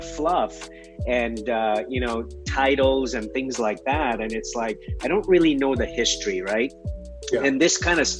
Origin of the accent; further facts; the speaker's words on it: Kenya; I was born in Kenya.